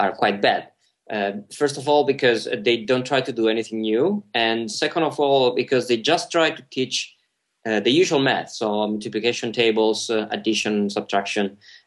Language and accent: English; Italy; now in Amsterdam, Netherlands; I'm from Italy, and you can easily tell from my name, too